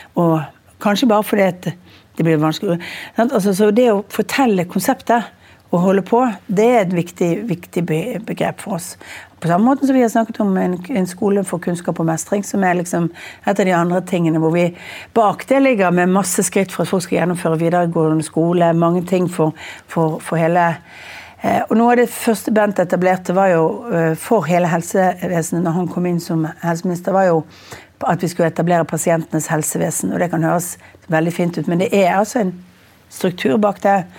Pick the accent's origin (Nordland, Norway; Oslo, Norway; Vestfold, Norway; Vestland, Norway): Vestland, Norway; Bergen; Jeg er bergenser